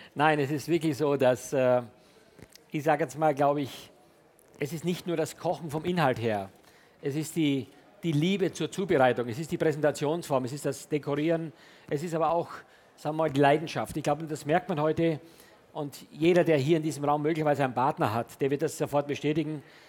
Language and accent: German; Styria, Austria; moved away; also born or lived in Hamburg, Germany / France; Ich komme gebürtig aus der Steiermark. Das ist ein kleines Dorf äh, südlich von Graz